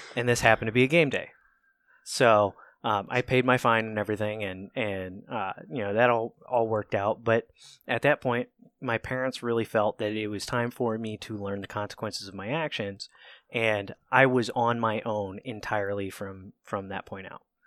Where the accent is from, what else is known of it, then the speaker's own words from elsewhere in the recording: Cambridge, Ohio, United States; moved away as an adult; also born or lived in Albany, Georgia; I am a redneck nobody that grew up in, uh, Southeast Ohio, so I was raised in Cambridge, Ohio